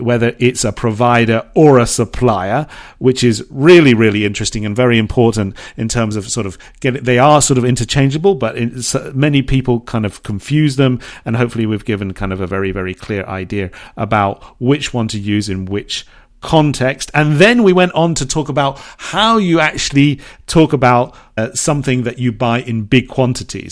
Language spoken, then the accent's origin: English; Bournemouth, South West England, United Kingdom; moved away; there's a shop in England, in my hometown in Bournemouth